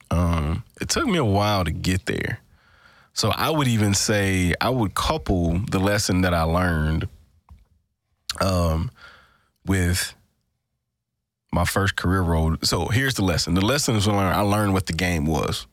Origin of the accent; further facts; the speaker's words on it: Greenville, Mississippi, United States; we were both from the Delta, Mississippi Delta